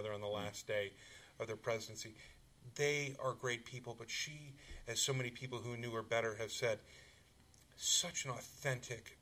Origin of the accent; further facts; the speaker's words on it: Washington, District of Columbia, United States; I grew up in Washington, D.C., a native Washingtonian